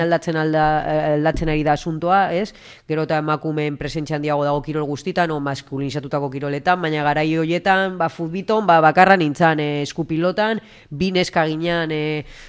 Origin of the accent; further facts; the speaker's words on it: Usansolo, Basque Country, Spain; moved away; txikitan hasi nintzen ja usan solon ba horre futbito mutilekin